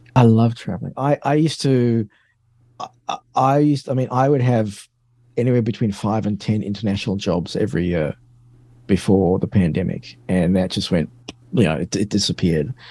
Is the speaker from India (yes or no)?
no; South Africa; moved away; also born or lived in London, United Kingdom / Australia; I grew up in South Africa